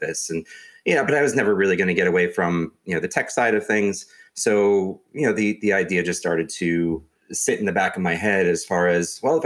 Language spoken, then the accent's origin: English; New York, United States; also born or lived in Pittsburgh, Pennsylvania; I'm originally from New York.